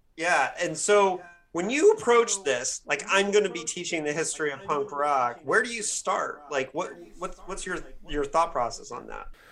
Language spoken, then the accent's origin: English; Midwest, United States; growing up in the Midwest